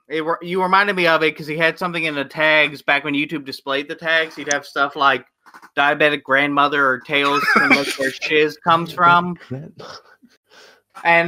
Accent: Kentucky, United States; I came from Kentucky

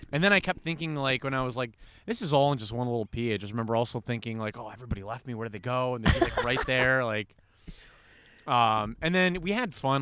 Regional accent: New York, United States; moved away; Originally from New York

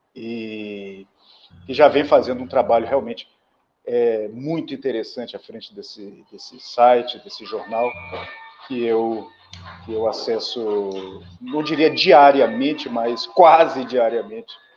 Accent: São Luís, Maranhão, Brazil; sou daqui de São Luís do Maranhão

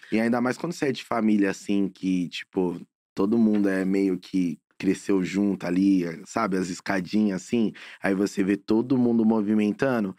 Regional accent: São Paulo, Brazil; Eu sou nascido e criado na Coab Brasilândia. É Zona Norte de São Paulo. Sou paulista 100%

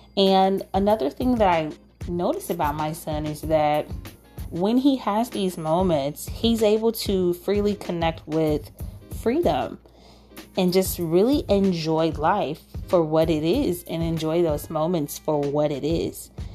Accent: United States; as African American unschoolers

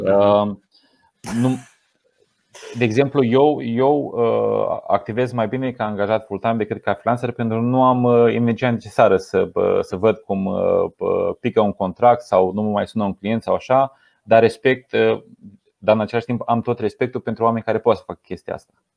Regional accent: Romania; moved away as an adult; now in England, United Kingdom; eu ca român

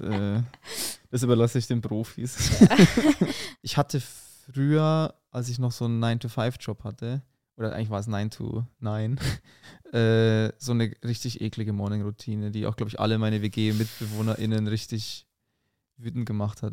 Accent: Munich, Bavaria, Germany; accent: rolling R; moved away as an adult; now in Berlin, Germany; Ich komme aus München

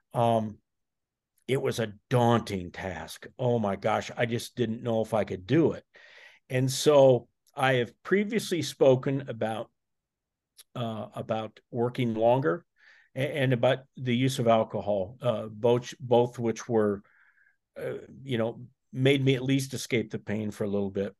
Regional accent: Iowa, United States; I'm from Iowa, so I'm a, I'm a corn guy

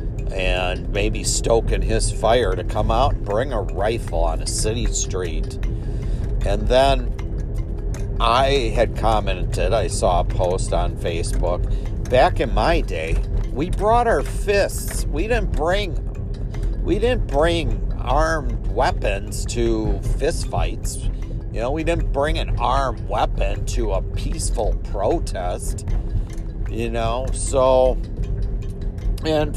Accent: Milwaukee, Wisconsin, United States; when I was a child here in the Milwaukee area

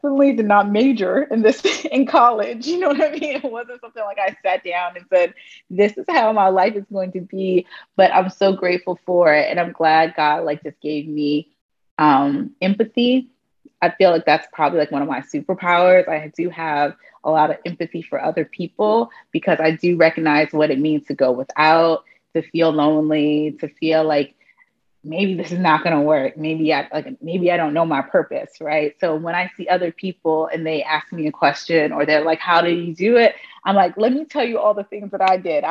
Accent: Arlington, Virginia, United States; moved away as an adult; also born or lived in Washington, D.C.; now in New York City, United States; I am a young person that grew up in Arlington, Virginia

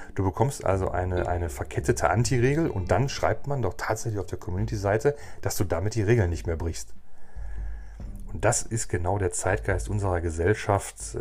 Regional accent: Germany

